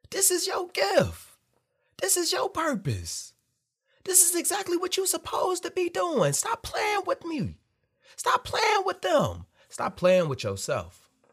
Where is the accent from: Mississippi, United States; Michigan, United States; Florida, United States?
Michigan, United States; Detroit; moved away; I'm born and raised in Detroit, Michigan. Grew up there, ate there, lived there, family still there.